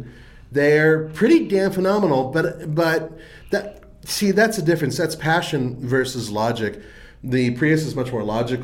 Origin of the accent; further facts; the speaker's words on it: Southern California, United States; my hometown